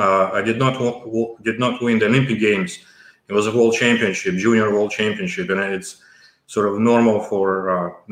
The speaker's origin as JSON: {"language": "English", "region": "North Caucasus", "country": "Russia", "also_born_or_lived": "Kyiv, Ukraine", "second_language": "English", "moved": "yes", "lives_now": "Australia", "said": "originally I'm from, as I said, from North Caucasus."}